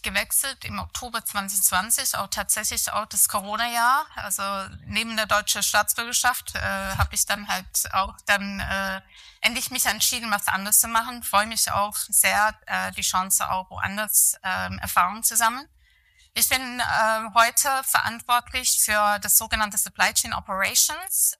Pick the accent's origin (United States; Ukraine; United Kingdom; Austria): United Kingdom; near Manchester, North West England; German is a second language; moved away as an adult; also born or lived in London / Rosenheim; now in Germany; aufgewachsen bin ich tatsächlich im Nordwesten von England, äh, in der Nähe von Manchester. Dort habe ich eigentlich meine Schuljahren verbracht